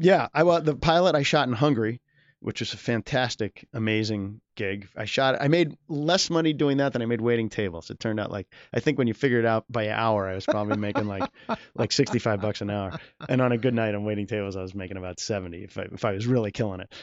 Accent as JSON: {"language": "English", "town": "Boston", "region": "Massachusetts", "country": "United States", "tie": "born or raised there", "also_born_or_lived": "Chapel Hill, North Carolina", "said": "moved to Boston when I was seven"}